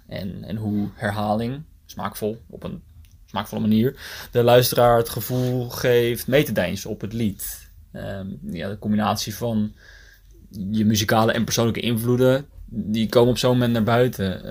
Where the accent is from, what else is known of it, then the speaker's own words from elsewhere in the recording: Noordwijk, South Holland, Netherlands; also born or lived in The Hague; ik en Uniek, allebei geboren en getogen in Noordwijk